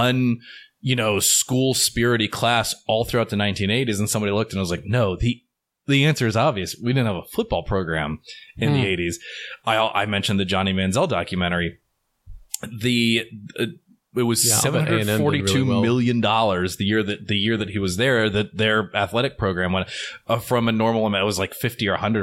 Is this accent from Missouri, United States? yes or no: no; Pittsburgh, Pennsylvania, United States; moved away as an adult; also born or lived in Austin, Texas; I grew up in Pittsburgh, Pennsylvania